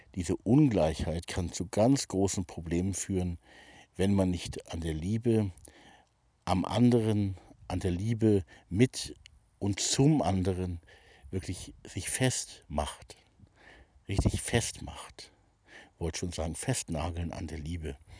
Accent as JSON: {"language": "German", "region": "Hamburg", "country": "Germany", "tie": "born or raised there", "moved": "as an adult", "said": "ich selber bin geborener Hamburger, habe da also die ersten 20 Jahre meines Lebens auch verbracht"}